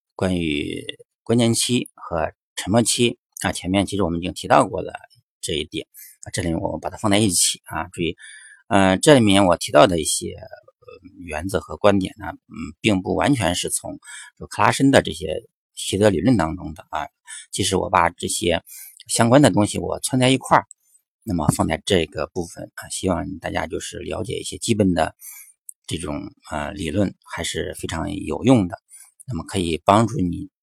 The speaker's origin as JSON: {"language": "Chinese", "country": "China", "said": "那么我们国内学英语的时候"}